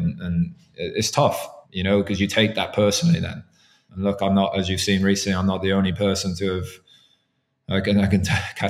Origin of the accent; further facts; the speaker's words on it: Ireland; as Irish officials, we do the English French games for neutrality purposes.